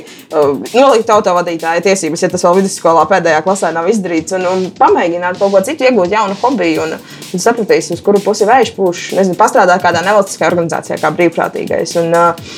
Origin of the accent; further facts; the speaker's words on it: Rēzekne, Latgale, Latvia; Es esmu meitene no Reizeknas